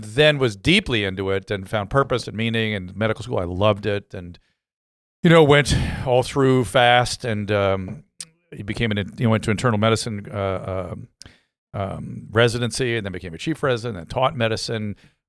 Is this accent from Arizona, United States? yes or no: no; Philadelphia, Pennsylvania, United States; moved away as an adult; also born or lived in California; I grew up in Philadelphia.